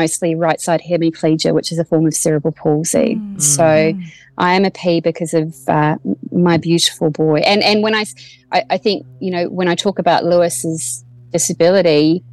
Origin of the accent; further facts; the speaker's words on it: Waimate, Canterbury, New Zealand; moved away as an adult; also born or lived in Timaru, New Zealand; now in Australia; I'm from small town rural New Zealand and no one's ever heard of my town of 3,000 people of Waimate. So I say I'm from Timaru, which is where I went to school